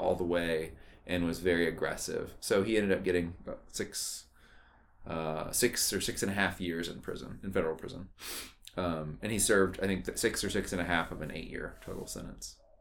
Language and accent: English; Austin, Texas, United States; I was born in Austin, Texas.